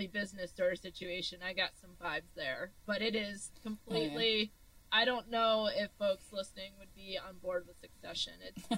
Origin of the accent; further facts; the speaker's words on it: Michigan, United States; growing up in Michigan, this might be stereotypical